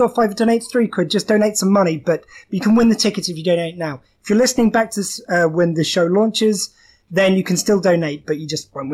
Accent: Romsey, South East England, United Kingdom; I'm from Romsey, which is the next poshest in Hampshire.

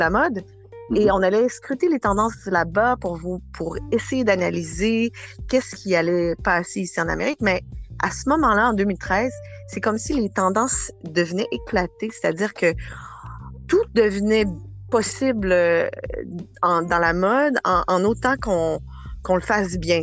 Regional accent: Quebec City, Quebec, Canada; moved away as an adult; also born or lived in Matagami / Port-Cartier / Sept-Îles / Acadia; now in Montreal, Canada; à partir de, de, de l'âge de sept ans, j'ai, j'ai grandi à Québec, euh, la ville de Québec.

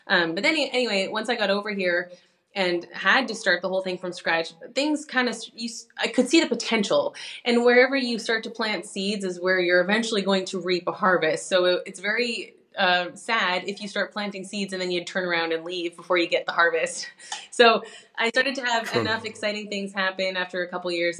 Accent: Canada; moved away as an adult; now in Europe; I'm a Canadian pianist who moved over to Europe 10 years ago

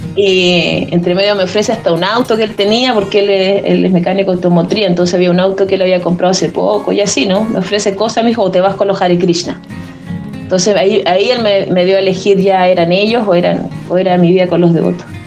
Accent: Arica, Arica y Parinacota, Chile; moved away as an adult; also born or lived in Iquique; Yo soy oriunda de Arica, eh, viví aquí hasta los 18 años

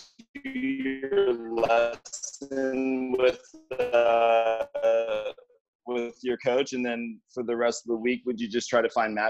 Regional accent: Atlanta, Georgia, United States; I'm from Atlanta

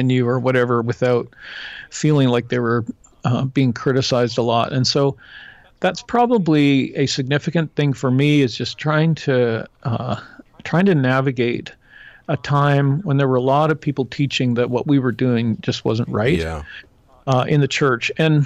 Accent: Canada; I'm a Canadian

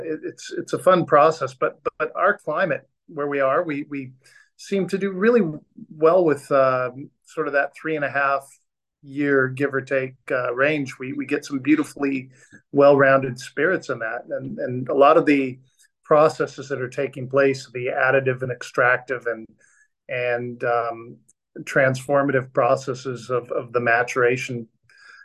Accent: Orange County, Southern California, United States; moved away as an adult; also born or lived in Downey, California / San Diego, California; now in Australia; I was born and raised in Southern California, and I was born in a town called Downey, which is a suburb of Los Angeles, and grew up in Orange County

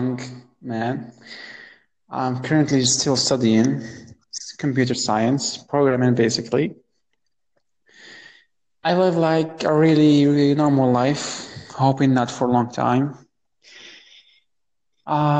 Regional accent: Morocco; I'm from Morocco, born and raised

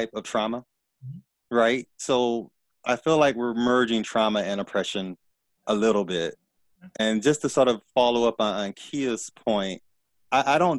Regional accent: the South, United States; as a Black person growing up in the South

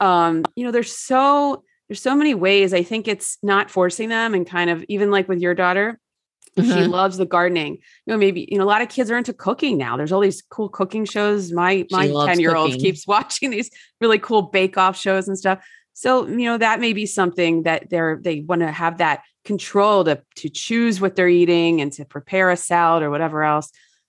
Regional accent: New Jersey, United States; I grew up in New Jersey and that was definitely not the case.

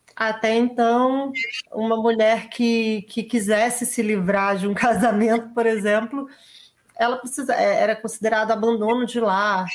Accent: Brazil

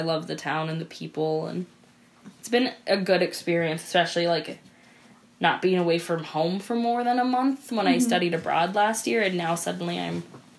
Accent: Helena, Montana, United States; now in Glasgow, United States; So I grew up in Helena

